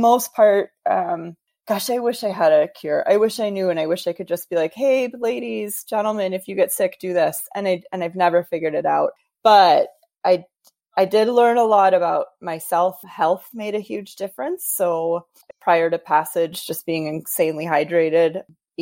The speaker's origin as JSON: {"language": "English", "region": "Wisconsin", "country": "United States", "tie": "born or raised there", "said": "coming from a, you know, Wisconsin, growing up in the Midwest"}